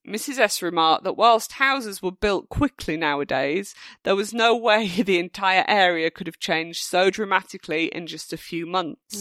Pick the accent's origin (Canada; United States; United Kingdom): United Kingdom; being British